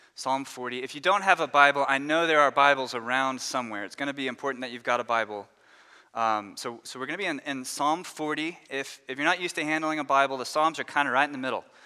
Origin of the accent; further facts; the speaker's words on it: Dallas, Texas, United States; moved away as an adult; now in Louisville, United States; We grew up in the Dallas area in Texas